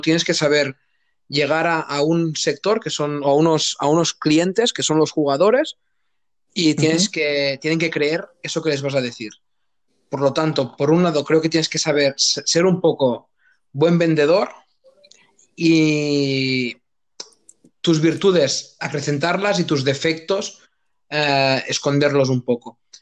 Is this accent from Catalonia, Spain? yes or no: yes; Gandesa, Catalonia, Spain; soy de un pueblo de Cataluña, o sea, de, la provincia de Tarragona, que se llama Gandesa, un pueblo chiquitito